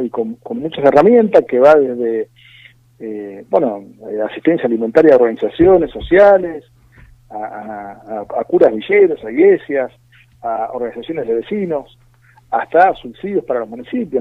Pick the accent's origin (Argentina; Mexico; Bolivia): Argentina; nosotros como argentinos